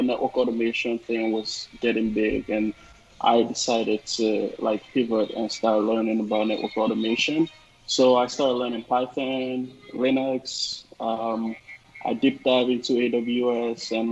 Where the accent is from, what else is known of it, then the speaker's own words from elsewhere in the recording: Nigeria; moved away as an adult; also born or lived in East Coast, United States; now in Seattle, United States; I'm originally from Nigeria, and I'm based out here in Seattle, United States.